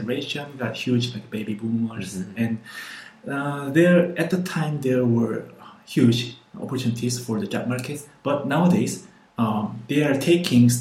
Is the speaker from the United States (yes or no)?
no; Busan, South Korea; also born or lived in Seoul; I'm from Korea. I was living in Seoul, but my hometown is Busan.